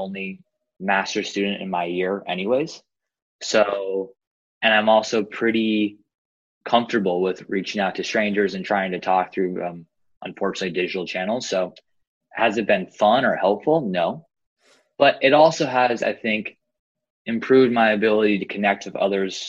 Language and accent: English; San Diego, California, United States; born or raised there